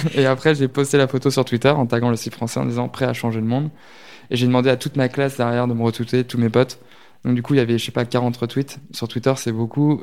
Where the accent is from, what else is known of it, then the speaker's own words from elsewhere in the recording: near Lisieux and Deauville, Normandy, France; moved away; also born or lived in Lille; J'ai grandi en Normandie, euh, à côté de Lisieux, Deauville, toutes ces villes-là un peu connues. Donc à la campagne